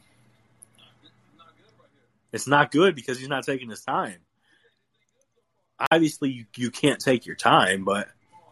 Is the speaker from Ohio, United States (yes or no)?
yes; Cleveland, Ohio, United States; moved away; I'm from Cleveland, but I'm not in Cleveland